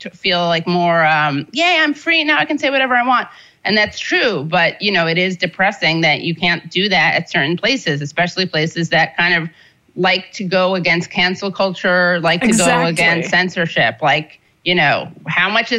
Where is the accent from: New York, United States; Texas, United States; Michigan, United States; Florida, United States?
New York, United States; New York City; I'm Jewish. I was born in New York City. My family is from the, well, we're fourth generation New Yorkers